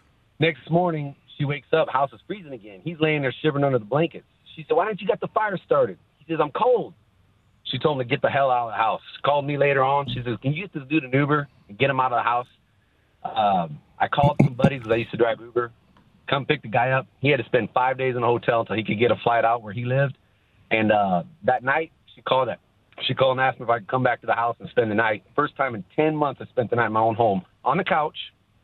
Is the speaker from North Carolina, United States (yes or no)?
no; Minnesota, United States; now in San Antonio, United States; I'm from Minnesota